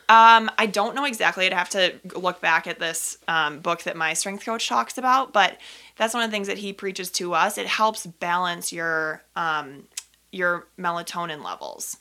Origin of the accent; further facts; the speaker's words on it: Minnetonka, Minnesota, United States; I grew up in Minnesota, in Minnetonka, similar area to where Teresa grew up